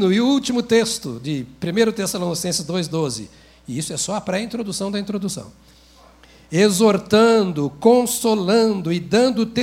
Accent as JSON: {"language": "Portuguese", "region": "Minas Gerais", "country": "Brazil", "said": "E como bom mineiro, eu imito dizendo"}